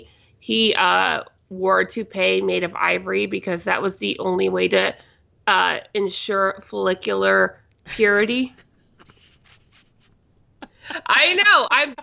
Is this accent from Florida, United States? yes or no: no; Indiana, United States; moved away; also born or lived in Chicago; I grew up with it in Indiana